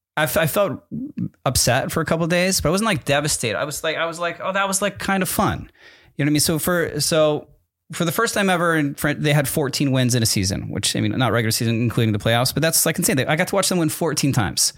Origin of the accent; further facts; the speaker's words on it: Connecticut, United States; also born or lived in New Jersey; I was born in New Jer-, New Jersey, moved to Connecticut when I was in the middle of third grade.